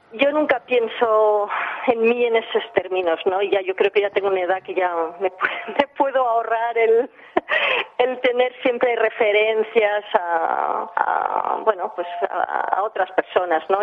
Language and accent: Spanish; England, United Kingdom; nací en Inglaterra, eh, soy de, madre francesa, de padre catalán